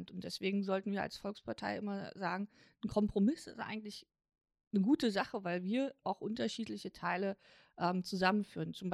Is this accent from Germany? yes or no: yes; East Germany, Germany; ich bin als Ostdeutsche mit 13 Jahren in die Bundesrepublik gekommen. Ich musste dazu nicht umziehen, ich musste keine andere Sprache lernen.